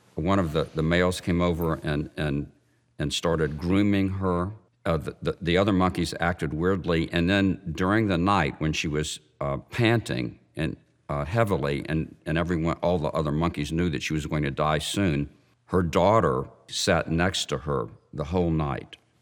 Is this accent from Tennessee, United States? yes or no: yes; Memphis, Tennessee, United States; I grew up Jewish in Memphis, Tennessee